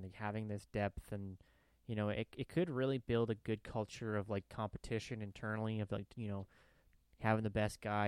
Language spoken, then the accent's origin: English; Canada; moved away; I'm a Canadian, and I'll always be a Canadian at heart